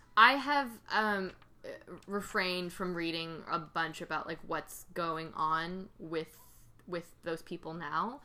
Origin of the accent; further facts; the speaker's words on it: Georgia, United States; I grew up in Georgia.